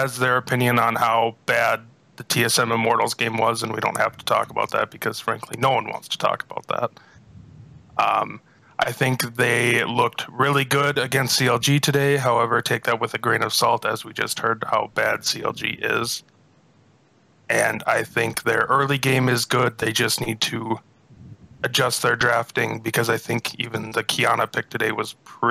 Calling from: Minnesota, United States

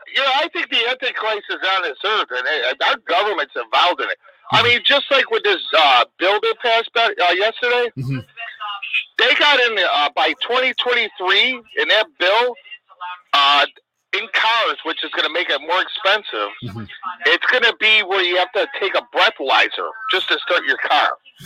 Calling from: Chicago, Illinois, United States; I'm calling from Illinois, Chicago.

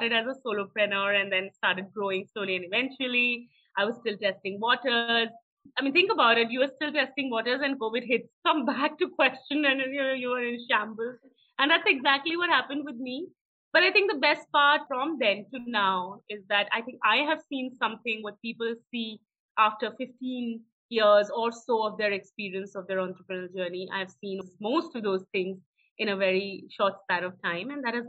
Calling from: Pune, Maharashtra, India; I'm joining you from Pune, and I believe it's raining in Bangalore and in Pune simultaneously.

